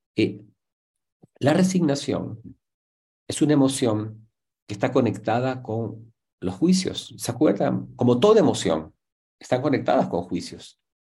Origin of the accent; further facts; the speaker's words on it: Ecuador; somos ecuatorianos